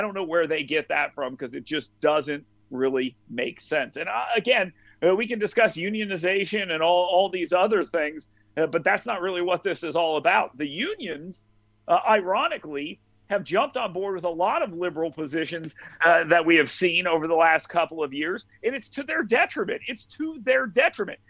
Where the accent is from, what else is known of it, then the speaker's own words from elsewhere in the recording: North Alabama, United States; I'm from North Alabama.